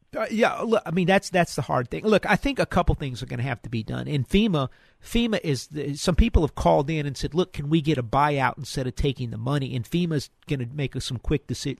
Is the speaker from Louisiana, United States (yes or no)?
yes; New Orleans, Louisiana, United States; moved away; I grew up in New Orleans